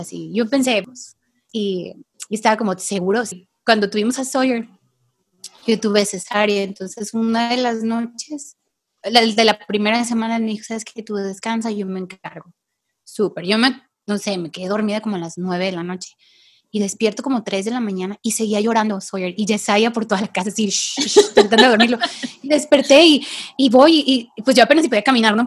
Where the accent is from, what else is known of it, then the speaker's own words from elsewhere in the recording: Tepic, Nayarit, Mexico; vivo aquí en Tepic, Nayarit. Yo soy de aquí